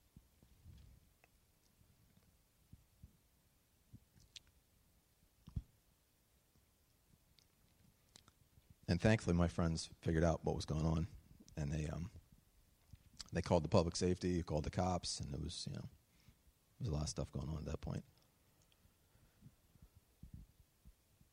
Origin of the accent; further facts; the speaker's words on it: Pottstown, Pennsylvania, United States; I grew up right on Trott Street in Pottstown